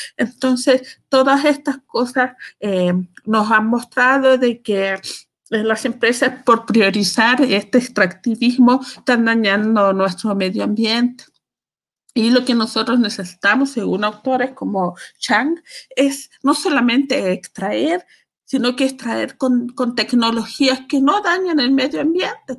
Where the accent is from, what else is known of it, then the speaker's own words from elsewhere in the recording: Calama, Antofagasta, Chile; las calameñas inteligentes y astutas, que a ese grupo pertenezco yo